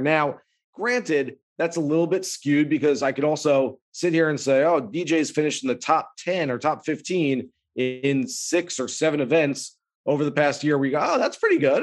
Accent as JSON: {"language": "English", "region": "California", "country": "United States", "tie": "born or raised there", "said": "I grew up in California"}